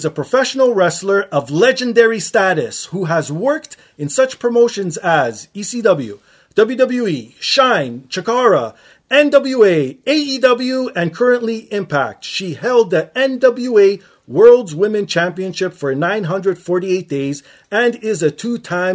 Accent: Canada; us Canadians

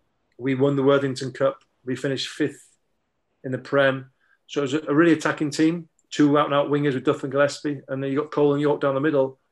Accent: Germany; So I was a Liverpool fan, growing up in Germany in the 70s and watching Match of the Day when I came home for Christmas

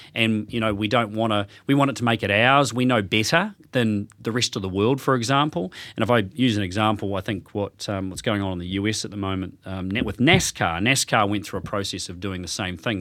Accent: Hawke's Bay, New Zealand; moved away as an adult; also born or lived in Australia; I was originally from Hawke's Bay, uh, left there back in the nineties, whenever it was, and ended up in Australia

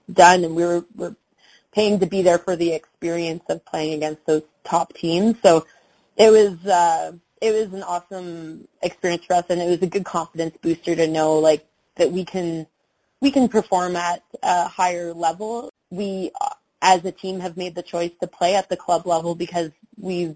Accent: Halifax, Nova Scotia, Canada; now in Calgary, Canada; I'm from Halifax originally

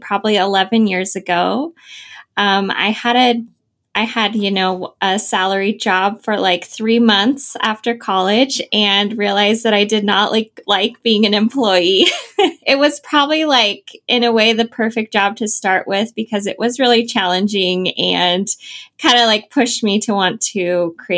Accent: Idaho, United States; moved away as an adult; also born or lived in Southern California; I'm from Idaho

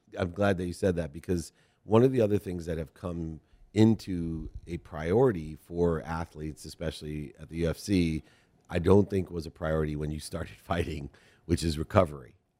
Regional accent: Ohio, United States; moved away; we're both from Ohio originally, born there

